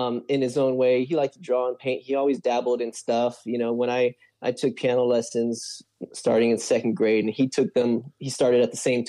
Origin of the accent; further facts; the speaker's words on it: Long Beach, California, United States; also born or lived in Lakewood; I'm from Long Beach, so I did public school in Long Beach